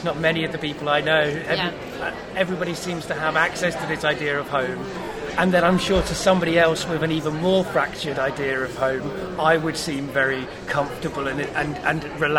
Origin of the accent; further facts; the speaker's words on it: Cardiff, Wales, United Kingdom; I guess in a way, when I was growing up in Cardiff with English parents, I was hyphenated in that for that duration of that time.